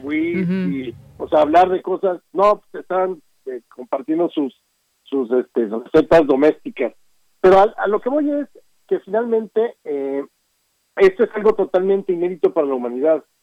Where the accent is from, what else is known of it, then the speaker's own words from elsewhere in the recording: Mexico; todos somos mexicanos